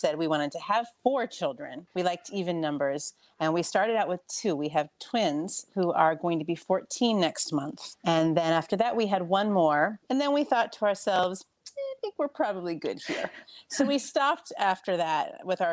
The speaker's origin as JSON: {"language": "English", "region": "Florida", "country": "United States", "tie": "born or raised there", "moved": "as an adult", "lives_now": "New York, United States", "said": "I grew up in Florida and my parents still live in South Florida"}